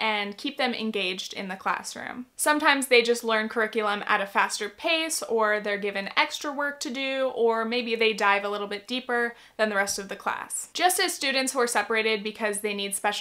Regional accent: California, United States; I grew up in California

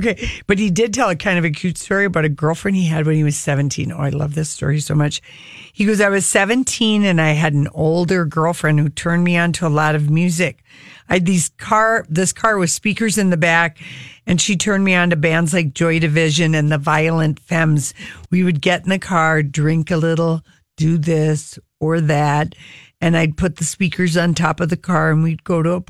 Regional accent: the South, United States; but I'm from the South. I love a good old-fashioned drugstore strip lash.

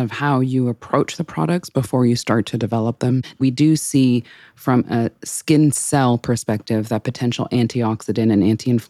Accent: Canada; I'm Canadian, but I won't bore you with my French

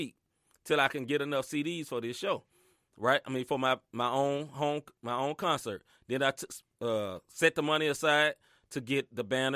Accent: the South, United States; I grew up in the South, man.

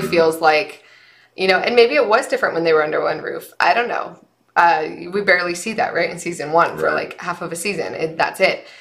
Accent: Utah, United States; now in Nevada, United States; we were we were raised in the state that has the greatest snow on earth and we come to Nevada

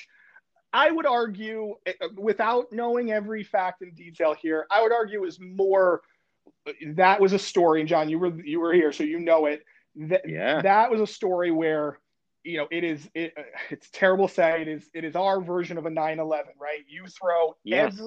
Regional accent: Connecticut, United States; moved away; I grew up in Connecticut

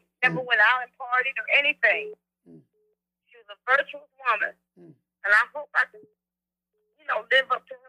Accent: Fairview Heights, Illinois, United States; I'm from Fairview Heights, Illinois, right across the river from St. Louis, Missouri.

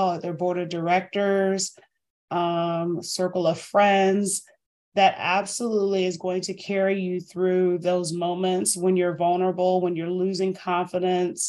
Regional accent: Northern Virginia, United States; now in Greenville, United States; I'm from Northern Virginia

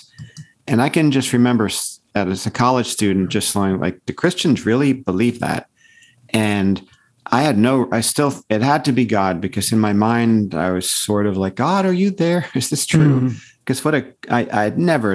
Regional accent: Paramus, New Jersey, United States; moved away as an adult; also born or lived in Colorado; now in Santa Cruz, United States; I was raised in Paramus, New Jersey, which is in a suburb of New York City

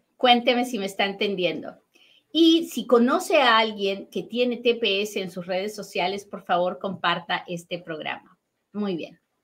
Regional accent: Peru; now in United States; tengo un superacentazo pero es que soy bien peruana.

